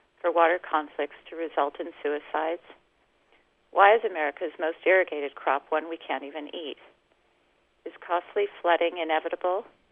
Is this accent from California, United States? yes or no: no; Denver, Colorado, United States; also born or lived in Wyoming; I grew up in Denver and also at the ranch he managed in Wyoming.